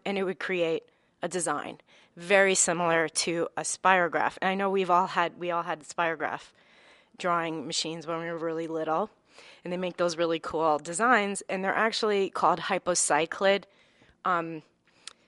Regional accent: White Plains, New York, United States; now in Bronx, United States; My family, both sides of my family, are from the Bronx, Morris Park area, but I grew up in Westchester, in right near White Plains

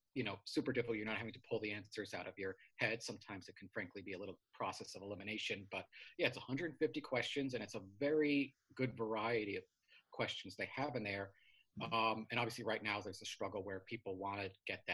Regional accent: New York City, New York, United States; also born or lived in Flatbush, Brooklyn; I grew up in Queens, New York, a fairly sleepy neighborhood called Richmond Hill

